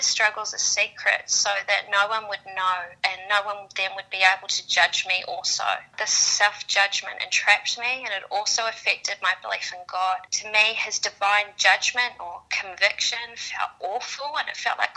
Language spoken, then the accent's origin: English; New Zealand; moved away as an adult; now in Sydney, Australia; I grew up in New Zealand and I moved to Sydney 10 years ago